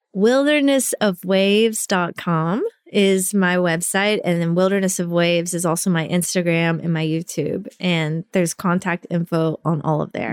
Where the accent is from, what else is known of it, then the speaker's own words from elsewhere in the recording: Little Rock, Arkansas, United States; moved away as an adult; also born or lived in Rockaway Beach, New York; I'm from Arkansas